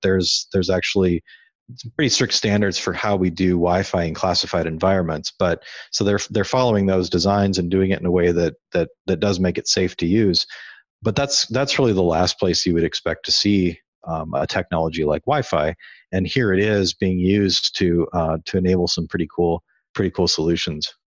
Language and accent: English; Iowa, United States; moved away as an adult; also born or lived in California; I grew up in Iowa. I spent m, a good chunk of my life living there